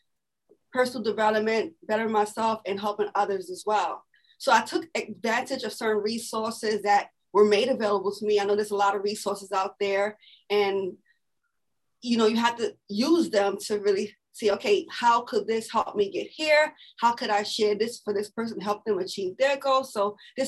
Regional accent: New York City, New York, United States; I'm born and raised here in Brooklyn, New York. And I am from East New York

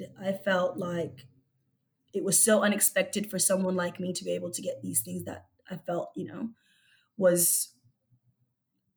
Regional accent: Brisbane, Queensland, Australia; English is a second language; also born or lived in Egypt / Melbourne; I came to Australia just before I turned 8 years old, and I originally grew up in Brisbane

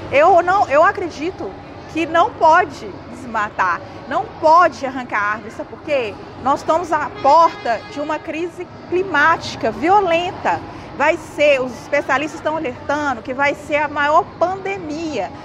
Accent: Cerrado, interior of Minas Gerais, Brazil; eu passei a minha infância toda no Cerrado

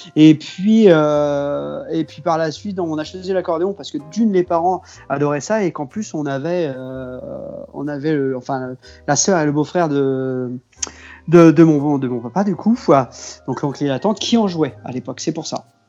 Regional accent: near Cholet, Pays de la Loire, France; je viens du Maine-et-Loire, moi, du côté de Cholet

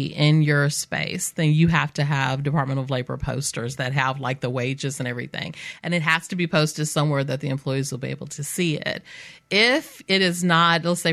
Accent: Mobile, Alabama, United States; I grew up in West Mobile.

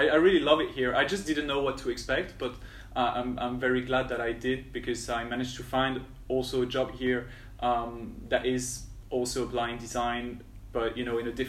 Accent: Paris, Île-de-France, France; moved away as an adult; also born or lived in London; now in Vietnam; I grew up in Paris

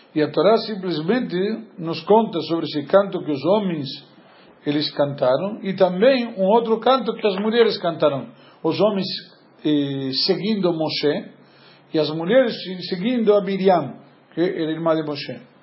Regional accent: Argentina; moved away; Eu, como bom argentino

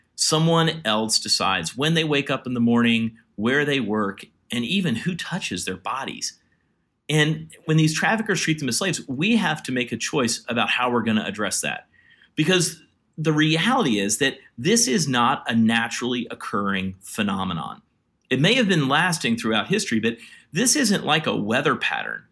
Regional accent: Virginia, United States; moved away as an adult; also born or lived in India; I grew up in Virginia. I'm a white guy from the South

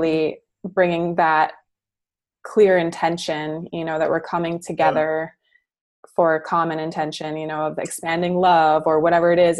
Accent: Midwest, United States; I grew up in the Midwest

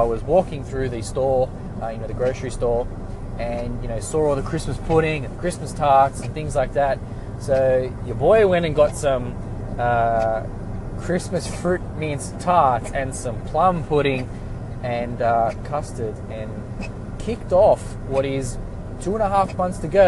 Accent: Australia; we're Australian

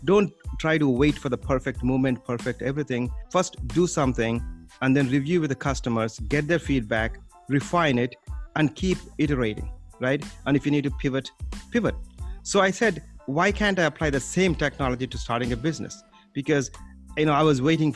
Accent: India; moved away as an adult; now in United States; Originally, I came from India to the US.

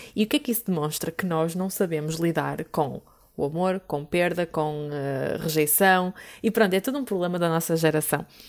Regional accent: Porto, Norte, Portugal; eu sou do Porto

